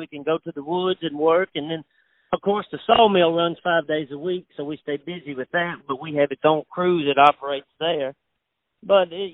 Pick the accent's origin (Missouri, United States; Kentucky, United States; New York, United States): Kentucky, United States; Lafayette; I'm from Lafayette, South Christian, and we farm dark tobacco